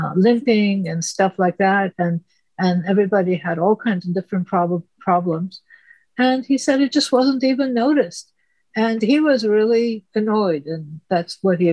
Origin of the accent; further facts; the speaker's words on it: Istanbul, Turkey; English is a second language; moved away; I grew up in Turkey and, Istanbul, but I've been out of there for, 50 years by now.